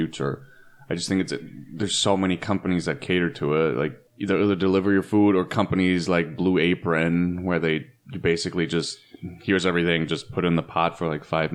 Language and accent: English; Germany; now in California, United States; I haven't lived here my whole life. And also I grew up in Germany